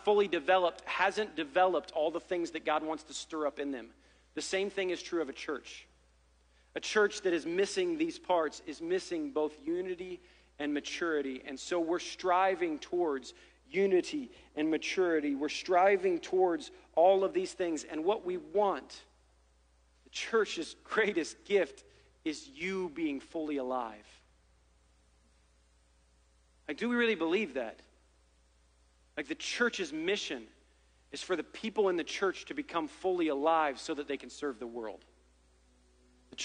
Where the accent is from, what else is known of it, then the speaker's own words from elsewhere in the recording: Ohio, United States; I'm from Ohio